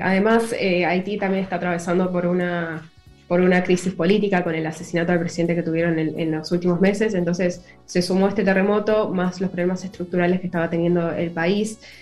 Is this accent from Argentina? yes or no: yes; Argentina; also born or lived in Buenos Aires